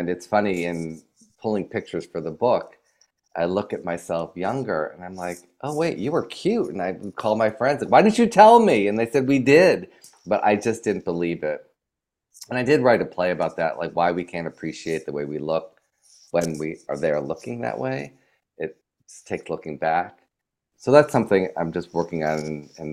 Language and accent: English; New York, United States; moved away as an adult; now in Los Angeles, United States; I always felt as a New Yorker